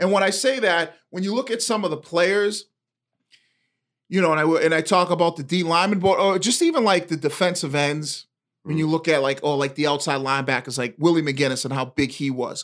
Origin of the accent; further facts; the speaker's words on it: Boston, Massachusetts, United States; as kids growing up in Eastie